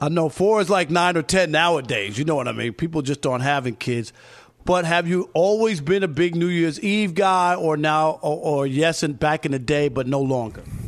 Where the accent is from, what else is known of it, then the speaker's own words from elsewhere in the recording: New York City, New York, United States; I grew up in New York